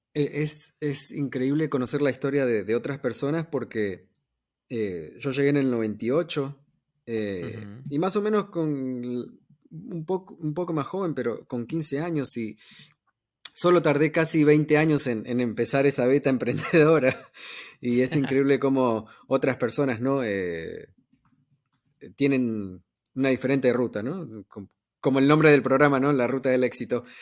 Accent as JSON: {"language": "Spanish", "region": "New York", "country": "United States", "tie": "born or raised there", "said": "yo me crié en Nueva York"}